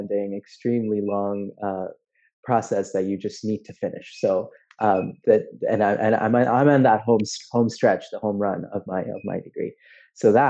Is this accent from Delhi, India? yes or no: yes; Delhi, India; moved away as an adult; now in United States; I grew up in Delhi. I was born in Delhi.